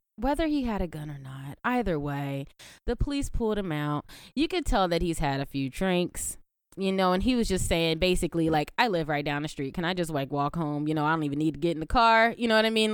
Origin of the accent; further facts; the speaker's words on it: United States; We're American.